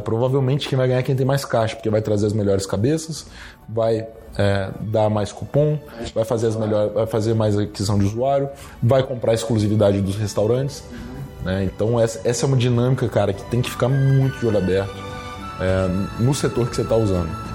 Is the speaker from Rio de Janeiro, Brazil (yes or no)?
no; Guarapari, Espírito Santo, Brazil; Eu não sou de Vitória, sou de Guarapari